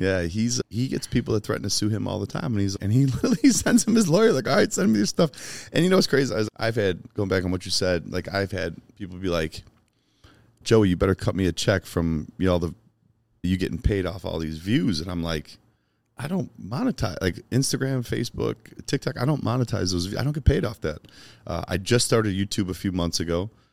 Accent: Chicago, Illinois, United States; moved away; I grew up in Chicago.

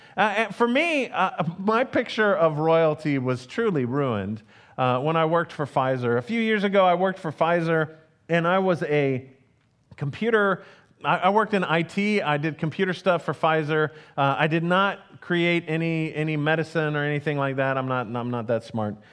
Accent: United States; as an American

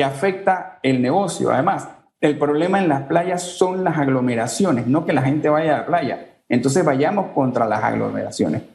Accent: Panama; somos panameños

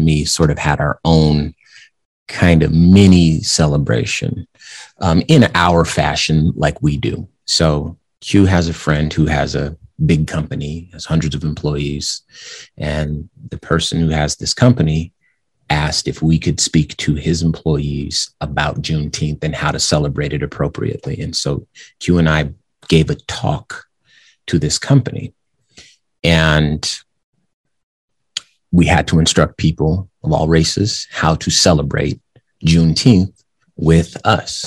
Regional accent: West Coast, United States; moved away as an adult; now in Arizona, United States; I grew up on the West Coast and in my adult life, I've lived in Arizona.

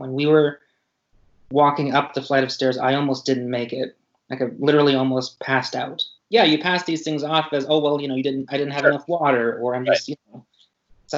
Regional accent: Pacific Northwest, United States; I grew up in the Northwest.

